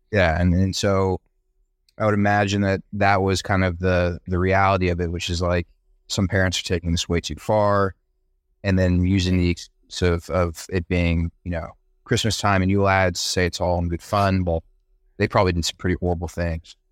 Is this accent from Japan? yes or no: no; Brazil; now in New York, United States; I grew up in Brazil, and we never got snow